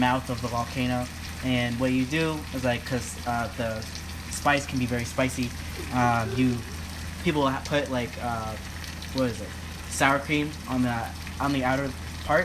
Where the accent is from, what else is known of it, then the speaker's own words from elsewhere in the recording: Eritrea; I am Eritrean, meaning I am from Eritrea, which is in East Africa